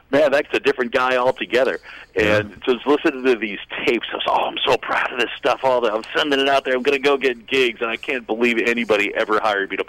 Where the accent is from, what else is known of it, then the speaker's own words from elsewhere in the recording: Boston, Massachusetts, United States; also born or lived in Brooklyn Heights, New York / California; And then I grew up in Boston, Massachusetts.